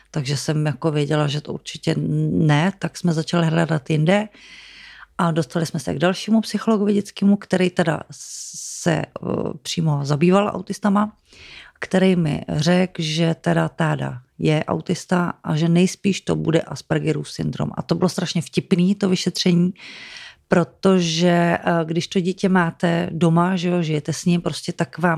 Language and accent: Czech; Domažlice, Plzeň Region, Czechia; moved away as an adult; jsme z Domažlic.